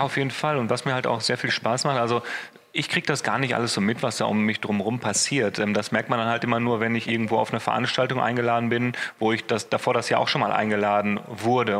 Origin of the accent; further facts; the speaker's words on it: Essen, North Rhine-Westphalia, Germany; also born or lived in Düsseldorf; ich bin in Essen geboren, ich bin hier aufgewachsen